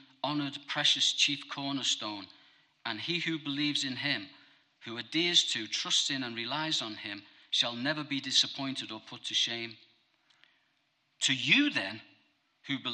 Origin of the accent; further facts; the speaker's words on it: Bootle, North West England, United Kingdom; I'm a scally from Bootle.